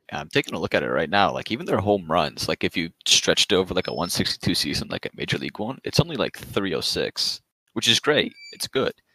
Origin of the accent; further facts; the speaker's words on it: Toronto, Ontario, Canada; I'm from Toronto